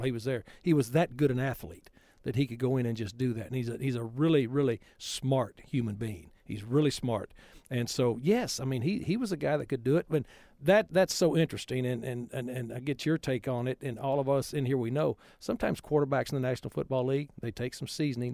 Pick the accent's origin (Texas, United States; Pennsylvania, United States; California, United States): Texas, United States; West; growing up in West Texas